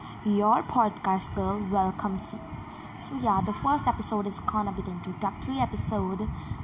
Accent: India; now in United States; I'm 20 years old. Basically, I am an Indian but I live in America.

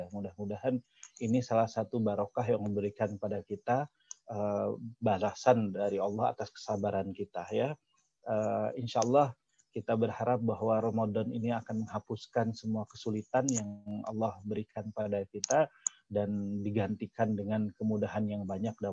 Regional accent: West Java, Indonesia; Saya orang Sunda, ada yang orang Jawa, ada orang Batak, orang Madura, orang Cina, orang Arab.

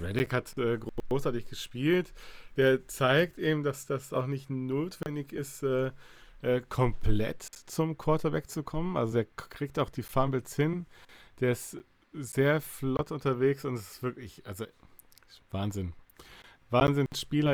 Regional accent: Bavaria, Germany; now in Cologne, Germany; ich ursprünglich aus Bayern komme

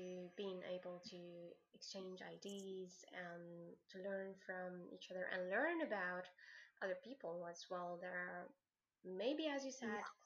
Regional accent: Algeria; I'm from Algeria

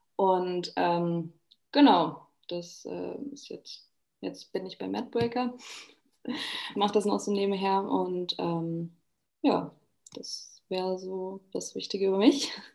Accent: Germany; moved away as an adult; now in Vienna, Austria; ich bin aus Deutschland ähm, und bin jetzt extra nach Österreich gezogen

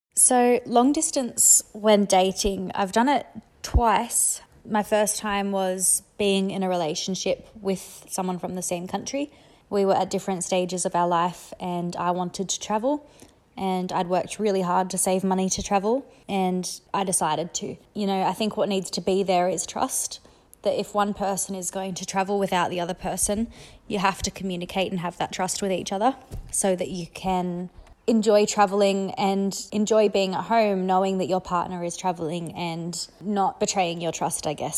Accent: Australia; I'm Australian

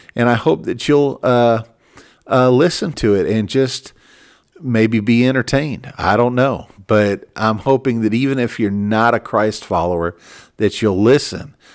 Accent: Minneapolis, Minnesota, United States; I was born in Minneapolis, Minnesota, and, and I'm an American

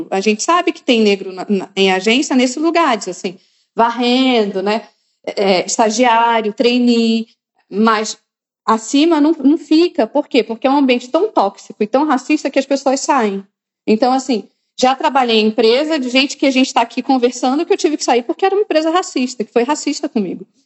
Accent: Rondônia, Brazil; Mas eu sou uma mulher negra

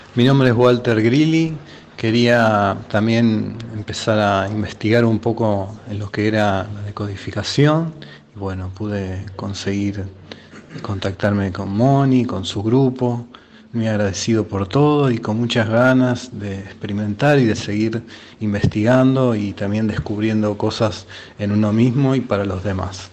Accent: Neuquén, Argentina; soy eh, de Neuquén Capital, enfermero paliativo

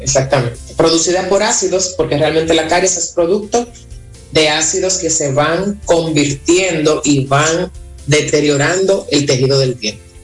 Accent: Dominican Republic; nosotros somos dominicanos

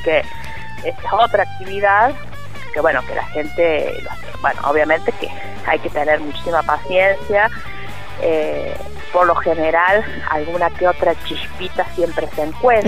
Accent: La Carolina, San Luis, Argentina; mi pueblo

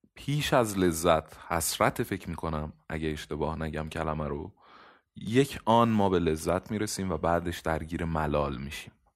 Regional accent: Iran; من متولد ایرانم نمیتونم ملیتم رو تغییر بدم حتی اگر پاسپورت کشور دیگری رو بگیرم من باز هم ایرانیم

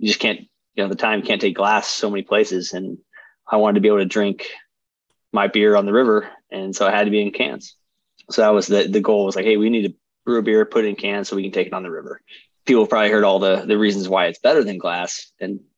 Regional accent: Idaho, United States; growing up in Idaho

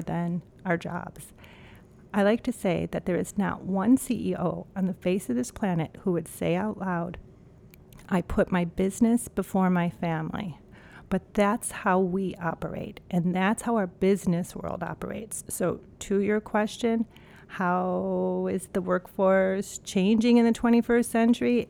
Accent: Cleveland, Ohio, United States; moved away as an adult; also born or lived in New York; now in Minneapolis, United States; born and raised in Cleveland, Ohio.

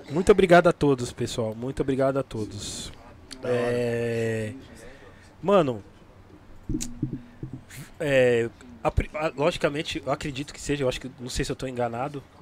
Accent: São Paulo, Brazil; Na minha quebrada ali, na Zona Leste

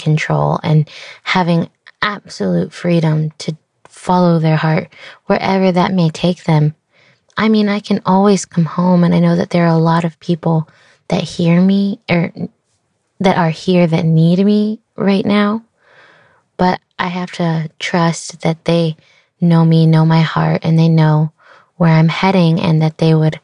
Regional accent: Austin, Texas, United States; born or raised there

